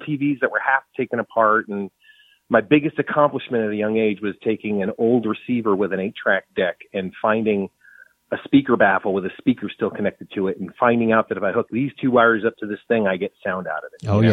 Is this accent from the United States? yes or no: yes; New England, United States; now in Austin, United States; I'm originally from New England